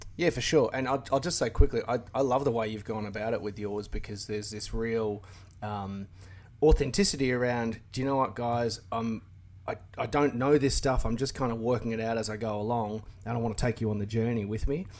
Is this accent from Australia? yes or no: yes; Australia